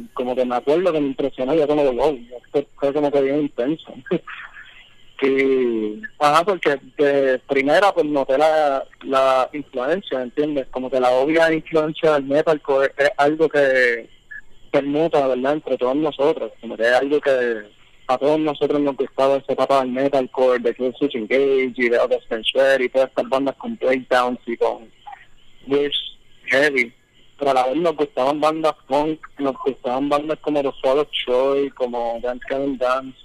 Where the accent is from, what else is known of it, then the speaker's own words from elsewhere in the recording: San Juan, Puerto Rico; yo no soy de Levittown, soy de Riapiedra